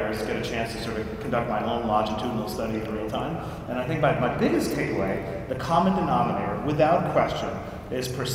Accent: New York City, New York, United States; I grew up dirt poor in Queens

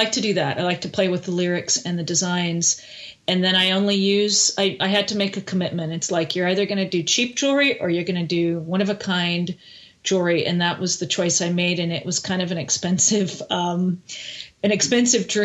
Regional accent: Canada; now in United States; I'm Canadian

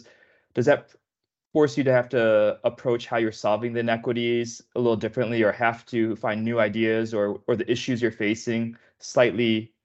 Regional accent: Chicago, Illinois, United States; now in Los Angeles, United States; being a Midwesterner at heart, I live in LA now, but I'm born and raised Chicago.

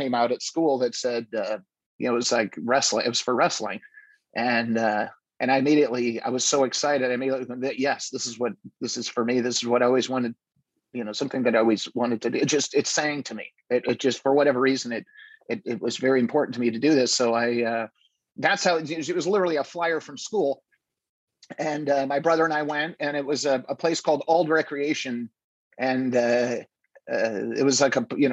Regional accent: Nebraska, United States; I grew up in Nebraska

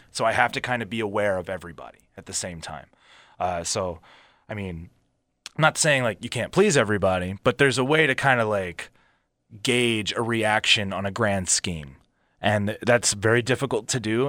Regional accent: Philadelphia, Pennsylvania, United States; also born or lived in Montgomeryville, Pennsylvania / Abington, Pennsylvania; where I grew up in Philly in the wrestling industry

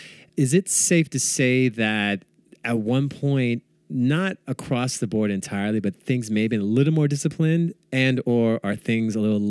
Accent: Bay Area, California, United States; I'm from the Bay Area

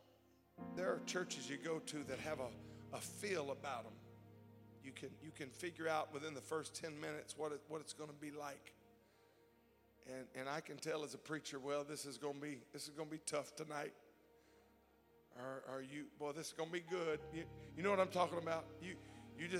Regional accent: South Louisiana, United States; now in California, United States; I live in California, but I grew up in Louisiana

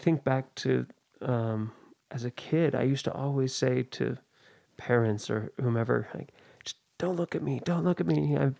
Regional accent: Oakland, California, United States; Yeah, I grew up in the East Bay, in the Oakland area.

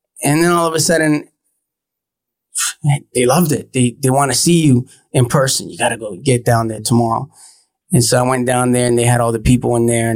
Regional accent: Vaughan, Ontario, Canada; also born or lived in Toronto / Los Angeles; I grew up in Woodbridge. That's where I'm from originally and spent most of my time

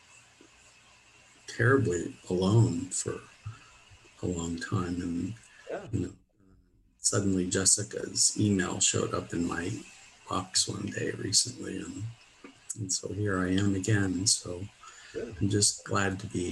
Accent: Pittsburgh, Pennsylvania, United States; I moved to Pittsburgh, my hometown

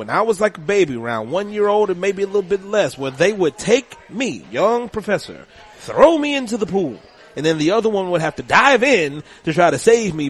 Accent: Louisiana, United States; now in Hammond, United States; I just moved to South Louisiana. You know, I came from North Louisiana. I'm in Hammond now

